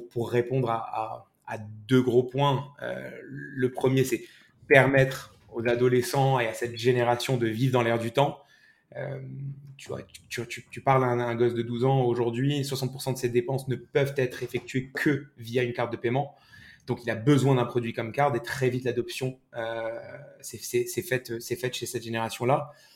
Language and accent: French; Morocco; moved away as an adult; now in France; moi, j'ai grandi au Maroc